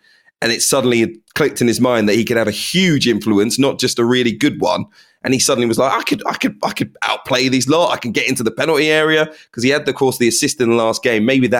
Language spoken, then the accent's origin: English; England, United Kingdom; we did as the English football public